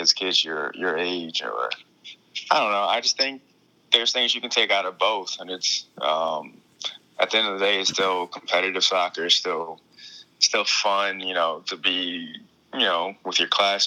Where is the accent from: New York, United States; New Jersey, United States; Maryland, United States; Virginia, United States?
Maryland, United States; Baltimore; I'm from Baltimore, Maryland